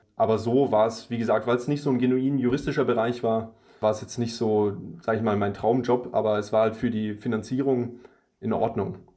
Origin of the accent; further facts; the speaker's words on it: Germany; also born or lived in Russia; ich bin ja in Russland geboren und dann relativ zeitig schon nach Deutschland ähm, gezogen